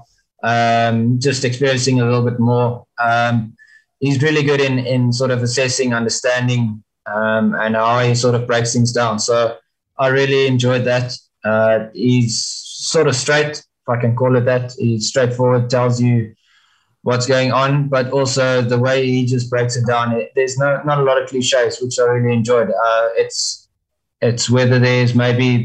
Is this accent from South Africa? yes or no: yes; South Africa; as a South African team